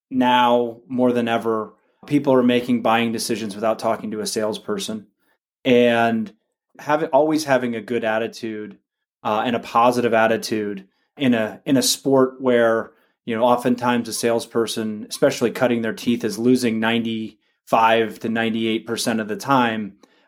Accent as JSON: {"language": "English", "town": "Orinda", "region": "California", "country": "United States", "tie": "born or raised there", "said": "I grew up in the East Bay here in the San Francisco Bay Area in a small town called Orinda."}